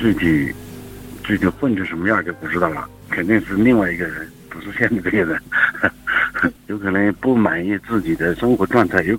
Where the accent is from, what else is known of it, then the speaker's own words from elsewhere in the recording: Sichuan, China; moved away as an adult; also born or lived in Chengdu; 我属于小凉山